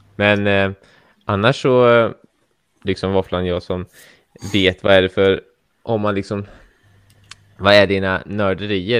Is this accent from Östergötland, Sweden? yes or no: yes; Norrköping, Östergötland, Sweden; jag eh, är ju också uppväxt i Norrköping